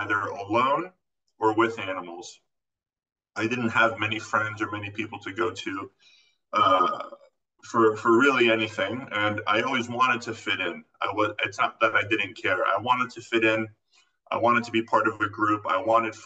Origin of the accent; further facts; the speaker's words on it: Florida, United States; moved away; also born or lived in California; I actually grew up in Florida